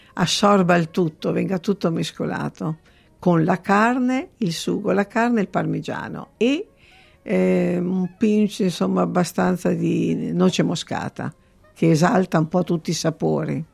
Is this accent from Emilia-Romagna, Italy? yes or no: yes; Parma, Emilia-Romagna, Italy; now in Sydney, Australia; Io sono di Parma